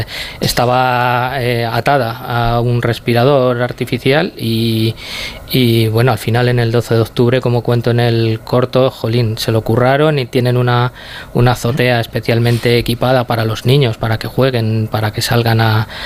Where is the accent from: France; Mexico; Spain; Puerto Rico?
Spain; Tomelloso, Castilla-La Mancha; Nosotros somos de Tomelloso, de un pueblo de Ciudad Real